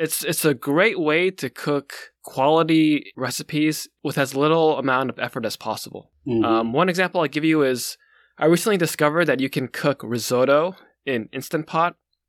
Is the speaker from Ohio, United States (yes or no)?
yes; Northeast Ohio, United States; when I grew up in Northeast Ohio, you know, I grew up in basically a grocery store. Like, we all grew up in the family business.